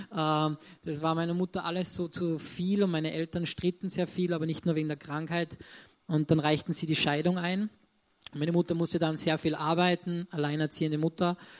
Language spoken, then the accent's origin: German; Salzburg, Austria; ich komme aus Salzburg, bin dort auch geboren wir wohnen in Salzburg-Land